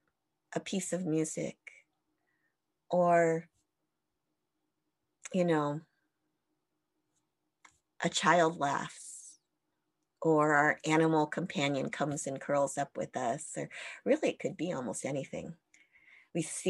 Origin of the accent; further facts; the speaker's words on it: United States; being Japanese American